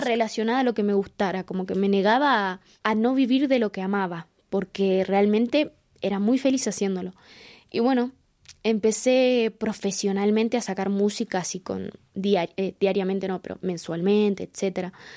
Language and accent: Spanish; Quilmes, Buenos Aires Province, Argentina; nací en Quilmes, en Argentina